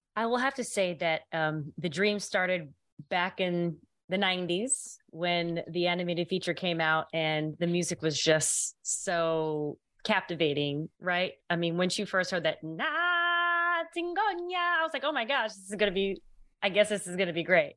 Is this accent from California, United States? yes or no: no; New York, United States; I'm originally from New York.